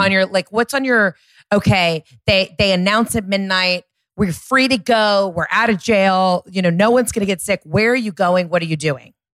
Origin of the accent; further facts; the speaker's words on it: Georgia, United States; I'm from Georgia